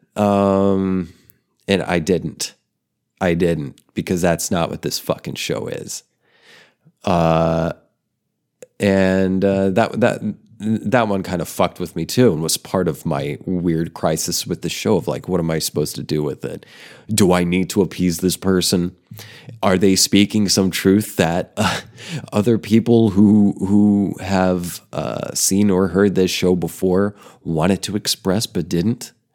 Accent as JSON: {"language": "English", "region": "Oklahoma", "country": "United States", "tie": "born or raised there", "also_born_or_lived": "Denver, Colorado", "moved": "as an adult", "said": "I grew up in Oklahoma and I'm living in Oklahoma now"}